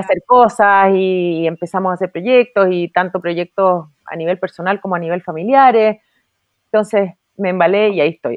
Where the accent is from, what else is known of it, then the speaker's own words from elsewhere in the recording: Chile; como hija de inmigrante yo estoy tremendamente agradecida con Chile, yo me siento muy chilena, me gustan mucho las tradiciones de mi país